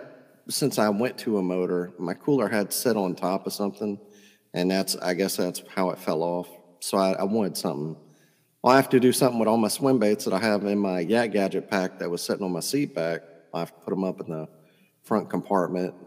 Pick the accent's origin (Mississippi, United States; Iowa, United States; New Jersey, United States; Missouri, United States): Mississippi, United States; I'm from Mississippi